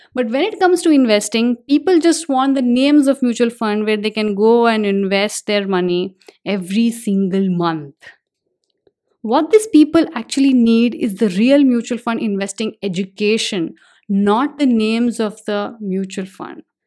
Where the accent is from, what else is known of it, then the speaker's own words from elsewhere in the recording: India; I'm an Indian